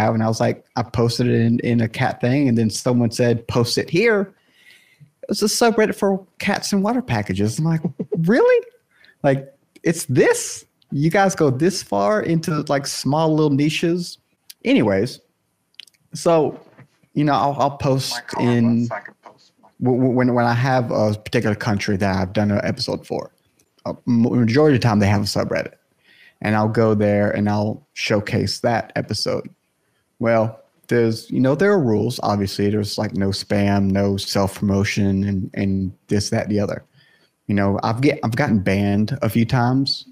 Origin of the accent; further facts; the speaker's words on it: South Carolina, United States; I'm from the States as well, like you guys, and I'm South Carolina